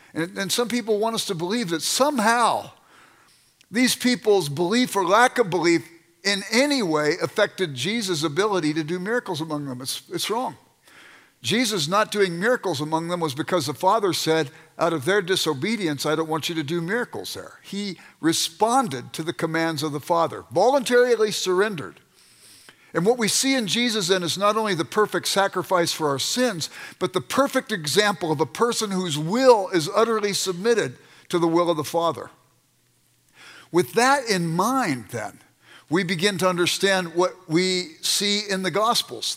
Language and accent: English; Los Angeles, California, United States; I grew up in South Central Los Angeles